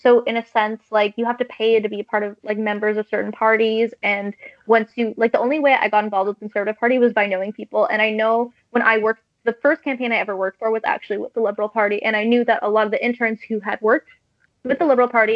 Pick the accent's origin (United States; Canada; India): Canada; as a Canadian